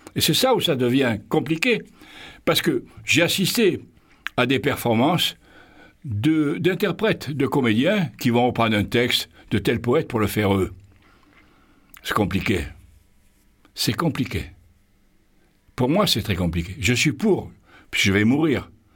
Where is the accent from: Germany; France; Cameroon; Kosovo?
France; Marseille, Provence-Alpes-Côte d'Azur; chez nous à Marseille